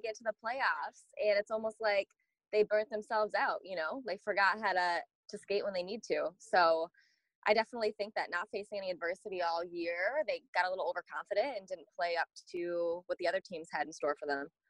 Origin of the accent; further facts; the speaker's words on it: Michigan, United States; in the summertime growing up in Michigan